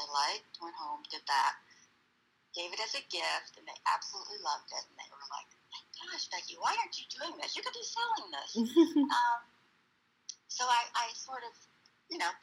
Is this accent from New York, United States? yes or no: no; Cape Elizabeth, Maine, United States; I grew up in Cape Elizabeth, Maine, and Maine is right on the coast.